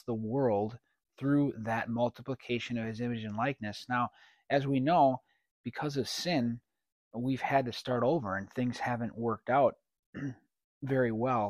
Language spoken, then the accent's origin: English; Wisconsin, United States; I'm from Wisconsin